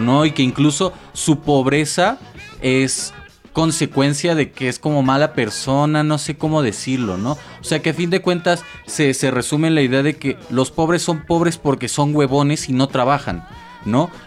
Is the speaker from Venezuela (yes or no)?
no; Mexico; nosotros como mexicanos